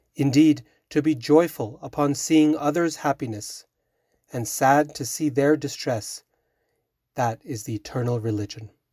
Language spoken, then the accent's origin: English; Boise, Idaho, United States; now in Utah, United States; I grew up in Boise, Idaho